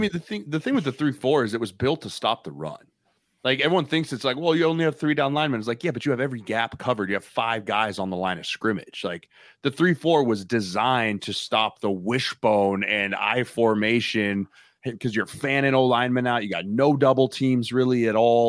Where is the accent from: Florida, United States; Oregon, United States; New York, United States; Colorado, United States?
Colorado, United States; I'm from Colorado, dad was a diehard Broncos fan